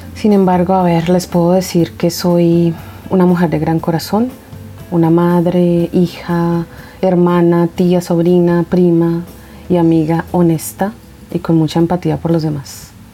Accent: Bogotá, Colombia; soy de Colombia y pienso que mi país físicamente es hermoso, que tiene muchas cosas bellas como su fauna y flora. Soy de la capital y la verdad me gusta el clima de Bogotá

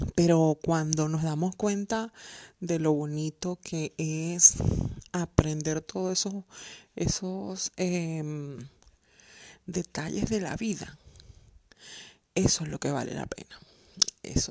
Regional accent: Venezuela; moved away as an adult; also born or lived in Colombia; now in Germany; vivo en el hermoso país de Alemania, pero soy venezolana y colombiana. Eh, hace siete años emigré a Alemania

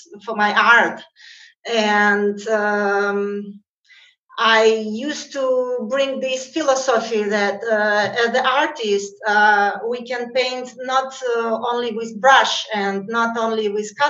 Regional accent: Russia; I'm from natively from Russia

